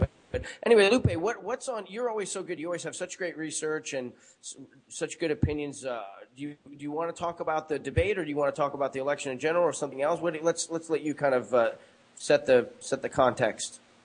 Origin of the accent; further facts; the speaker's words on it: United States; States of America my home country